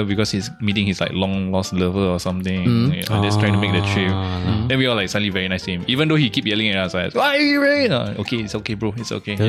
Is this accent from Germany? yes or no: no; Singapore; I'm from Singapore, right? Why? But I don't speak Chinese.